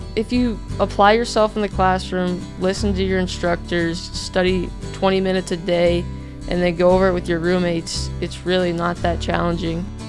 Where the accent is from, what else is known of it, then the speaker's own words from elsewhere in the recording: Geneseo, Illinois, United States; moved away as an adult; now in Trenton, Georgia, United States; I'm from Geneseo, Illinois